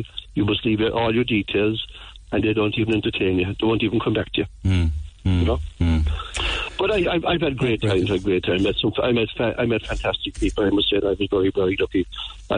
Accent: Ballincollig, Munster, Ireland; also born or lived in Blackpool, Cork; I was born in Ballincollig, and but I came into Blackpool in 1957

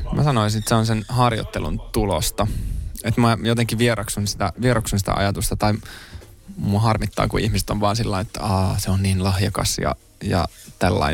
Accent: Helsinki, Uusimaa, Finland; also born or lived in Kontula, Helsinki; Mä oon itse Pohjois-Helsingistä Mosasta

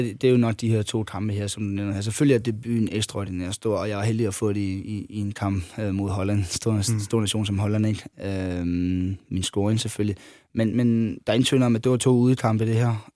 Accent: Funen, Southern Denmark, Denmark; jeg var Fynbo

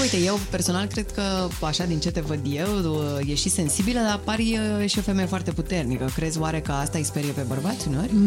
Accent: Brașov, Brașov County, Romania; moved away as an adult; now in Bucharest, Romania; La 18 ani eu am plecat din Brașov, m-am mutat singură în București

